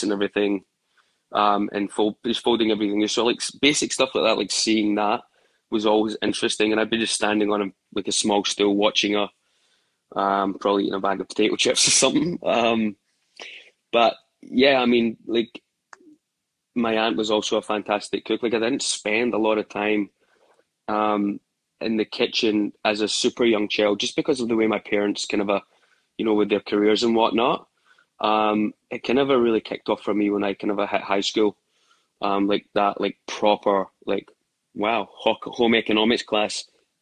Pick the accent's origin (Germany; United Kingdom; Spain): United Kingdom; Glasgow, Scotland; moved away as an adult; also born or lived in Australia; now in New York, United States; growing up in Glasgow